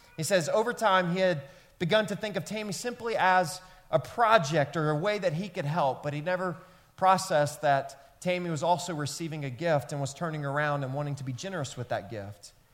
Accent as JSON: {"language": "English", "town": "Memphis", "region": "Tennessee", "country": "United States", "tie": "born or raised there", "said": "where I grew up in Memphis, Tennessee"}